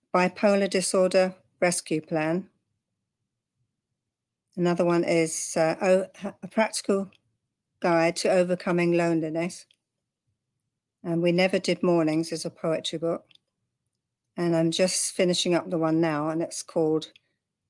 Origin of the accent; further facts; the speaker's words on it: London, United Kingdom; moved away as an adult; also born or lived in Cornwall; now in Texas, United States; I come from London originally. I now live in Texas. I've been here 30 years. But I don't have the accent.